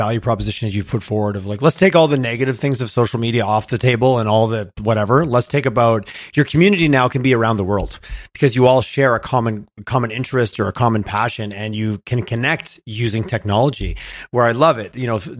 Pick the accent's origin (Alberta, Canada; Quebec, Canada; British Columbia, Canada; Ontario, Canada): Quebec, Canada; What's interesting, growing up in Southern Quebec, like I said, the standard footprint of a farm, which has grown, but it was 100 acres.